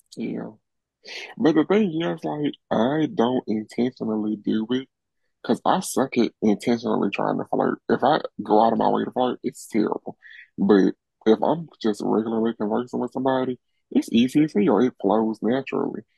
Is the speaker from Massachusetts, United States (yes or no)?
no; Birmingham, Alabama, United States; I'm from Birmingham.